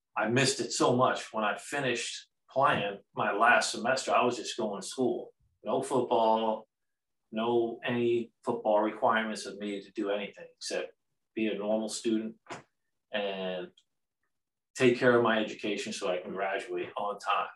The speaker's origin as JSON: {"language": "English", "area": "Long Island", "region": "New York", "country": "United States", "tie": "born or raised there", "moved": "as an adult", "said": "being a New York kid growing up in Long Island"}